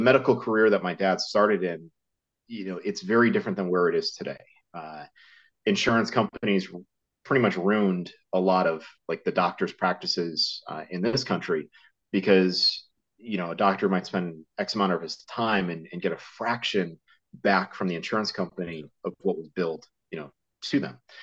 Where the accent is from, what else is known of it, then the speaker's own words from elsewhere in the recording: Connecticut, United States; I grew up in Connecticut, uh, in the states